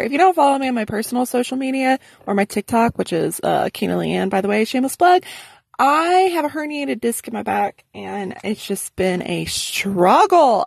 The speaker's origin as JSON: {"language": "English", "region": "Arkansas", "country": "United States", "moved": "yes", "lives_now": "San Antonio, United States", "said": "I'm from Arkansas."}